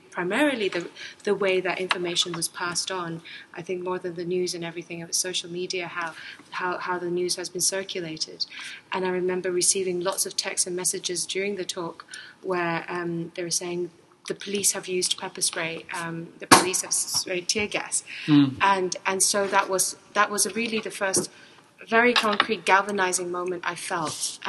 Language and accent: English; Hong Kong; moved away as an adult; also born or lived in Europe; I grew up in Hong Kong. I did my whole education here.